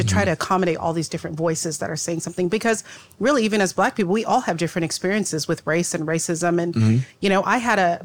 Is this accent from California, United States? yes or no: yes; Pomona, California, United States; also born or lived in Rialto, California; I grew up in Pomona and Rialto. I kind of grew up in both.